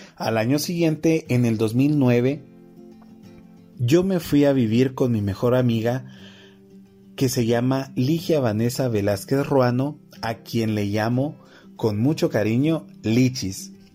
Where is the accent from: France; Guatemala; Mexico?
Guatemala